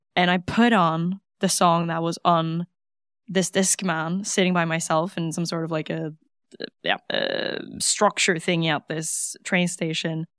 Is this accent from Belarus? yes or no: no; Norway; English is a second language; Grew up in Norway